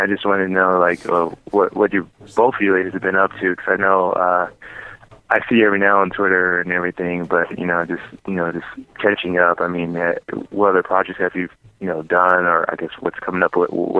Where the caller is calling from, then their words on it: Illinois, United States; Hey, what's up, James? … from Illinois.